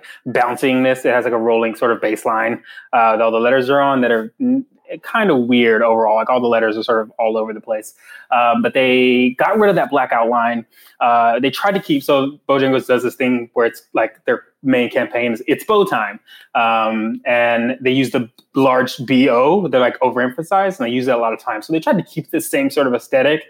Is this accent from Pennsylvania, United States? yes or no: no; North Carolina, United States; moved away; I am from North Carolina